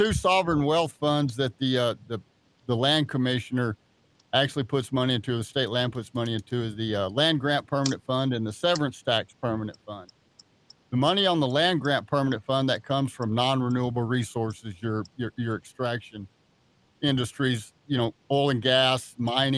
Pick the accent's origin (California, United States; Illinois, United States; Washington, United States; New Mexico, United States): New Mexico, United States; Roswell; also born or lived in Hobbs, New Mexico; I was born down in Hobbs, and we moved to Roswell in 1972. I'm 58 years old, so I was in the third grade. We moved to Roswell. I was raised there.